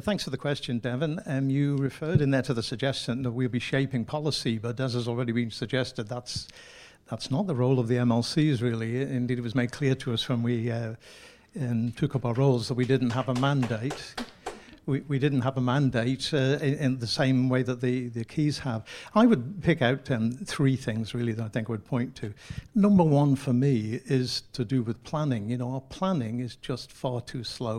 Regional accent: Isle of Man; moved away as an adult; also born or lived in Merseyside; born and brought up in the Isle of Man

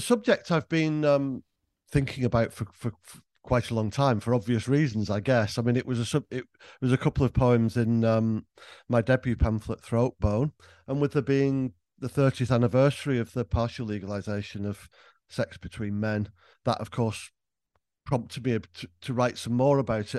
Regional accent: Greater Manchester, North West England, United Kingdom; I was brought up in Greater Manchester

